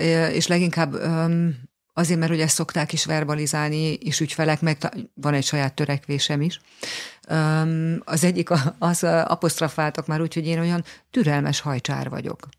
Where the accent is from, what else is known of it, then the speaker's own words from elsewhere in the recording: Hungary; tüke magyar vagyok